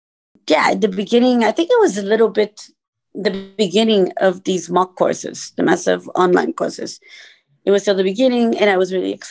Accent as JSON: {"language": "English", "country": "Portugal", "said": "I am from Portugal"}